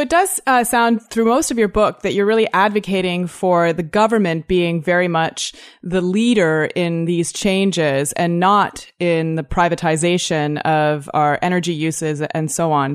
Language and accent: English; Toronto, Ontario, Canada; I'm from Toronto, too